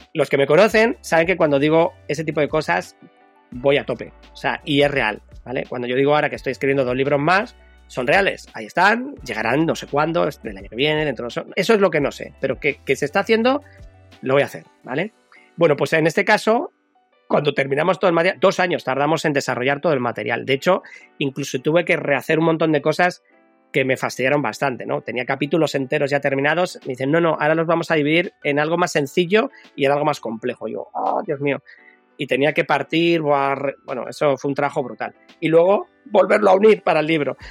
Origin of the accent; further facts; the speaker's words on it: Madrid, Community of Madrid, Spain; now in Bilbao, Spain; Que yo en mi propio barrio, donde yo nací, en Madrid, un barrio de, de hortaleza, de obreros